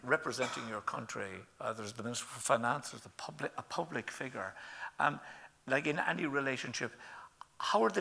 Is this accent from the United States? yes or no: no; Ireland; us as Irish people